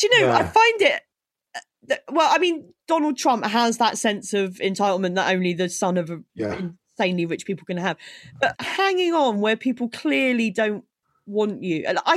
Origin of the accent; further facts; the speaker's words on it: United Kingdom; we're British